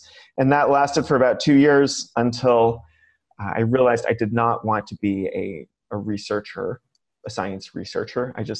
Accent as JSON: {"language": "English", "region": "California", "country": "United States", "tie": "born or raised there", "said": "I grew up in California public schools"}